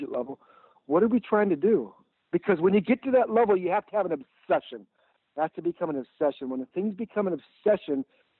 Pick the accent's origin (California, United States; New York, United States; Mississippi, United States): California, United States; Southern; I grew up in Southern California in a very desirable middle class neighborhood